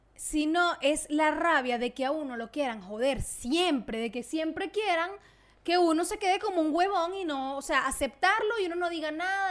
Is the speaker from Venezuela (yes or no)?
yes; Venezuela; moved away; yo obviamente soy venezolana, donde yo me pare me van a escuchar y van a saber que yo soy venezolana